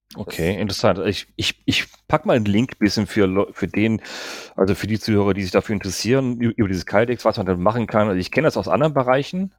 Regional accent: North Rhine-Westphalia, Germany; Bei uns in NRW

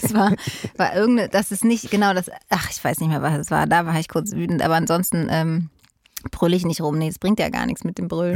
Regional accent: Berlin, Germany; bin Berlinerin, sogar Ostberlinerin

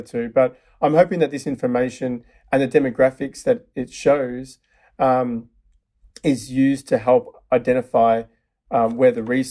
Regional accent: Melbourne, Victoria, Australia; moved away as an adult; now in San Francisco, United States; From Melbourne, Australia.

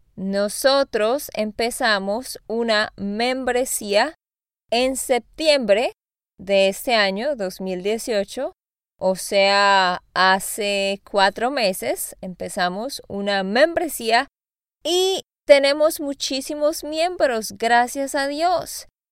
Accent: Santander, Colombia; also born or lived in Austin, Texas; now in Nashville, United States; de Santander, Colombia.

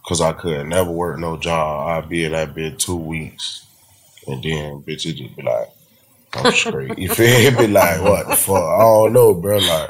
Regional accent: Port Salerno, Florida, United States; I'm from Port Salerno

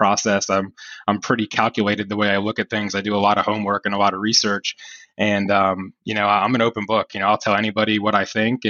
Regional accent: Northeast, United States; we're from the Northeast

